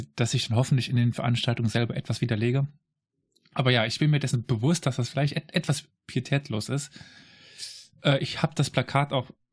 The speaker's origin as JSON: {"language": "German", "region": "Saarland", "country": "Germany", "said": "ich komme aus dem Saarland."}